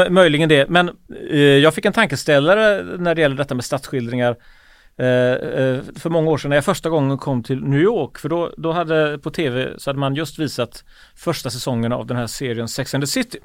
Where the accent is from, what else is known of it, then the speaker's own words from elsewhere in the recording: Gothenburg, Västra Götaland, Sweden; man som göteborgare